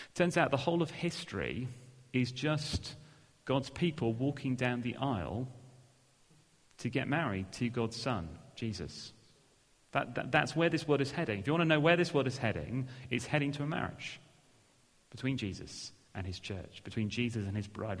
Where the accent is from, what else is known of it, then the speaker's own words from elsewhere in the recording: England, United Kingdom; we're English